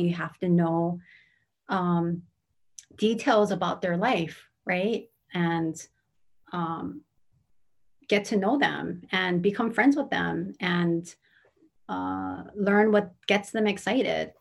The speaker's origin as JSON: {"language": "English", "town": "Honolulu", "region": "Hawaii", "country": "United States", "tie": "born or raised there", "also_born_or_lived": "Kumamoto, Japan / Hilo, Hawaii", "said": "I grew up in Manoa"}